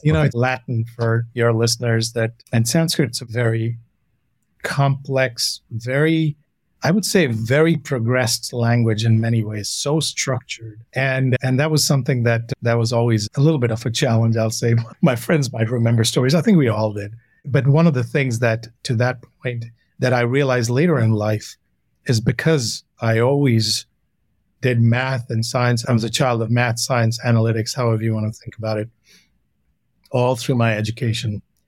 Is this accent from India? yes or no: yes; Renukoot, Uttar Pradesh, India; moved away; also born or lived in Delhi; I grew up most of my childhood was in a little storybook town called Renukut. It's about 100 miles from Banaras, Varanasi.